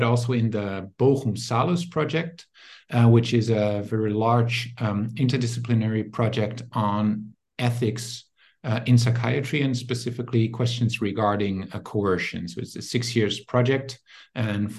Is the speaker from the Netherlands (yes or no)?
yes; Netherlands; now in Germany; I'm originally from the Netherlands, but I work in Germany now